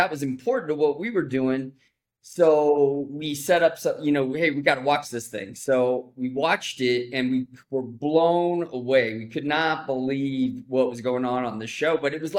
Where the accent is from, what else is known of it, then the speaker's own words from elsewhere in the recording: San Bernardino, California, United States; I grew up in San Bernardino